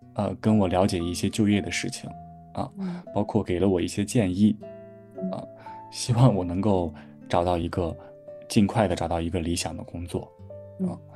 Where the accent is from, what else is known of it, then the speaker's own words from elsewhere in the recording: Shandong, China; now in Beijing, China; 我从小山东人